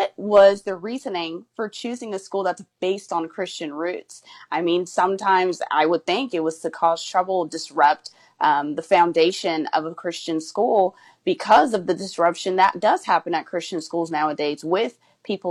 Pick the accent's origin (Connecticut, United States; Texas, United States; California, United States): California, United States; My parents are from there. They immigrated to the United States, and then I was born in California